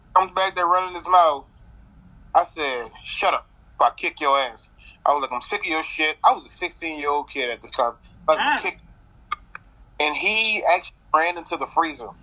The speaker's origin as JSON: {"language": "English", "region": "the South", "country": "United States", "tie": "born or raised there", "said": "I grew up in the South, and um, my whole family, you know, they fat, they love to eat, so they did a lot of cooking growing up"}